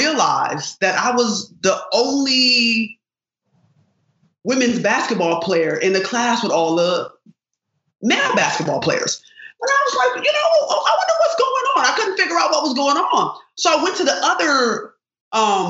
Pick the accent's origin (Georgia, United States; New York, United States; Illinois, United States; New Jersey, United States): New York, United States; Rochester; I grew up in Rochester, New York.